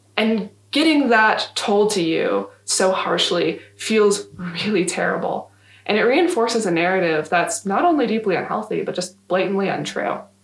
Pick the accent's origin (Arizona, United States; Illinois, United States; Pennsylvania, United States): Arizona, United States; Yuma; I grew up in Yuma